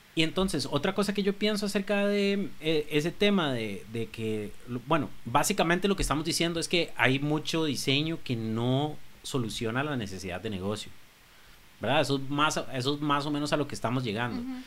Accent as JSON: {"language": "Spanish", "country": "Costa Rica", "said": "cómo somos como costarricenses"}